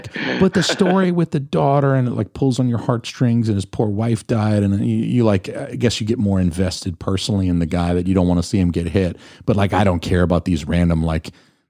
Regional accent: Atlanta, Georgia, United States; accent: Southern; I'm from Atlanta, so I can do the Southern thing

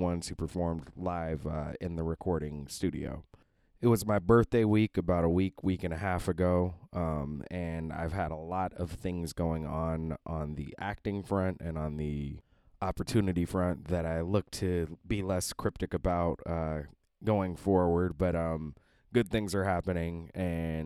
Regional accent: Seattle, Washington, United States; now in Brooklyn, United States; from my hometown in Seattle

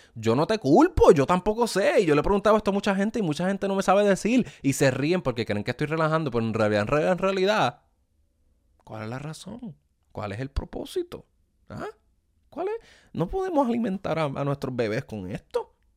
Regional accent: Ponce, Puerto Rico; accent: boricua; also born or lived in Bayamón, Puerto Rico / Juana Díaz, Puerto Rico; now in United States; yo soy original de Ponce

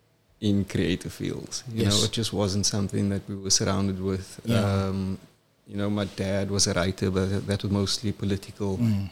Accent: Cape Town, Western Cape, South Africa; also born or lived in KwaZulu-Natal; I'm from Cape Town. I grew up in Crawford.

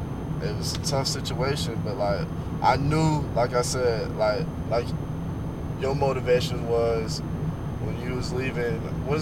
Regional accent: Oklahoma, United States; born there; Nah, because I was born in Oklahoma, so it snows in the Midwest.

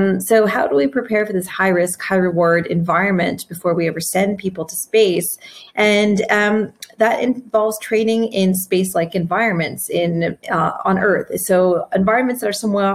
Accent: Canada; I was growing up in Canada

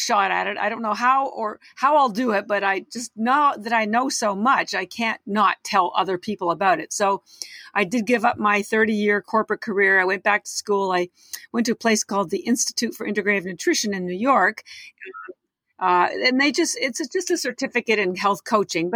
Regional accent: Canada; now in Boston, United States; I'm Canadian. I've lived in Boston 30 years

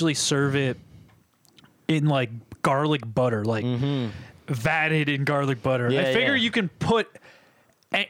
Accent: New Hampshire, United States; I'm from New Hampshire

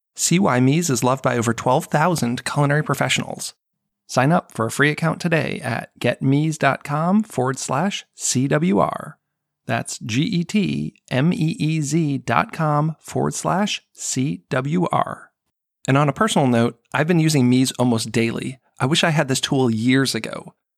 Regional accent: United States; growing up kind of in America

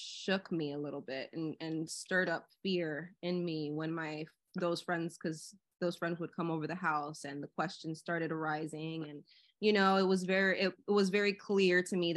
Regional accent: Miami, Florida, United States; I'm from Florida. So I am from Miami

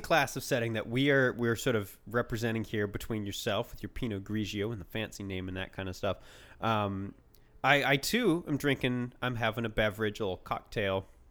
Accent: Canada; we're both Canadian

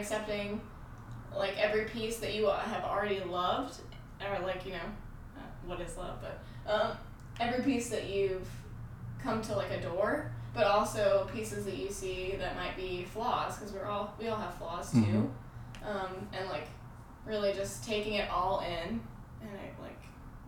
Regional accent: North Carolina, United States; we're both from North Carolina

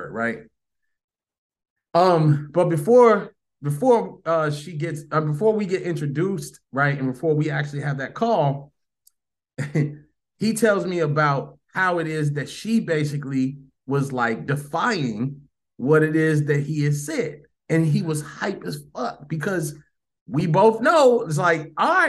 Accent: Chicago, Illinois, United States; moved away as an adult; also born or lived in Orlando, Florida; I'm from Chicago

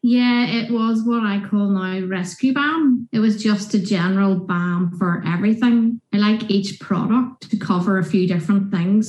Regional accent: Northern Irish, Northern Ireland, United Kingdom; being Northern Irish

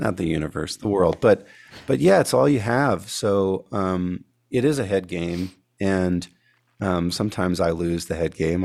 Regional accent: California, United States; moved away; I grew up in California before I moved out here

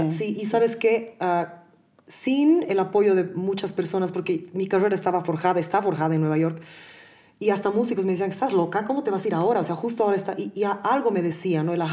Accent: Bolivia; lo que yo he sentido tantos años de estar lejos de mi tierra y y además de no ser aceptada realmente. O sea, a mí mi tierra me ama, pero siempre he sido la gringa, ¿no? La persona que vive afuera, cuando en realidad mi corazón es extremadamente boliviano

